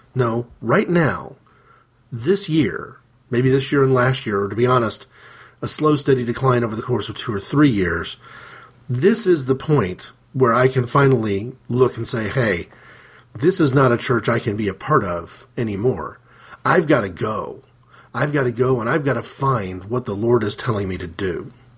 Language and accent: English; Midwest, United States; we moved to a particular side of the town that we lived in, a major, um, major midwestern city